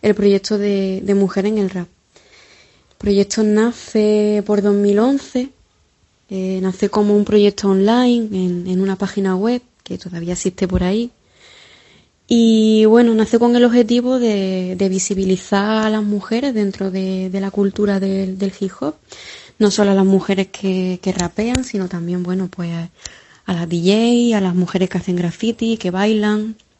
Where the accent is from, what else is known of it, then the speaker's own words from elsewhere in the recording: Jaén, Andalusia, Spain; moved away as an adult; now in Cádiz, Spain; yo soy una chavalita de Jaén, que llevo ya unos 6 o 7 años por Cádiz viviendo